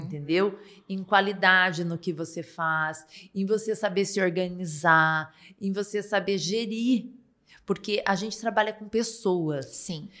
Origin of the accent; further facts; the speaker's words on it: Paraná, Brazil; also born or lived in Ponta Grossa; sou paranaense